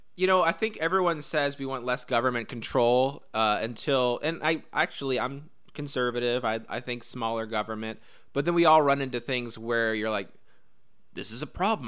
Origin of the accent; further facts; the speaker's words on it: Indianapolis, Indiana, United States; I grew up in Indianapolis and love Indianapolis